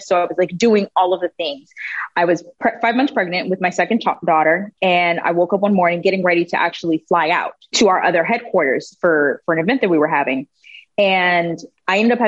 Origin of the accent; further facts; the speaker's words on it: Texas, United States; moved away as an adult; also born or lived in Germany / Panama; My entire family is from Panama, so I'm Afro-Latina. But I grew up in Texas